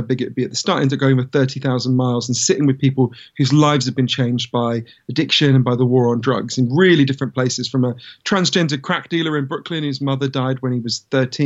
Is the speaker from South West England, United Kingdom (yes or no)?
no; London, United Kingdom; I grew up in London